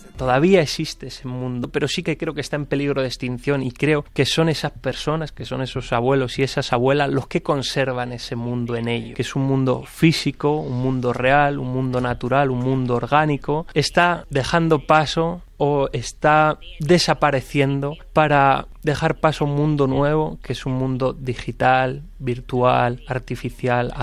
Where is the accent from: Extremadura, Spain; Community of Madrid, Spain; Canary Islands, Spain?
Community of Madrid, Spain; Aldea del Fresno